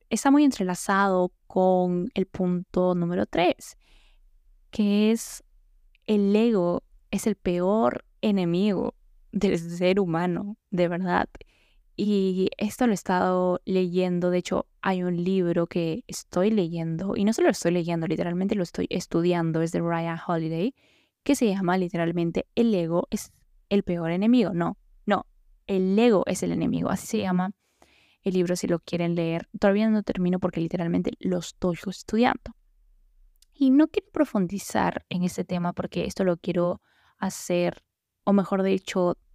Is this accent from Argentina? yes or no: no; Mexico; escuchan es México. Entonces, no sé si me logren entender a veces algunos tecnicismos que hablamos acá en mi país.